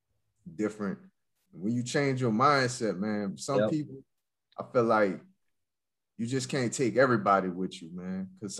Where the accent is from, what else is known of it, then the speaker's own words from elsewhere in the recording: New Orleans, Louisiana, United States; moved away; I'm from New Orleans.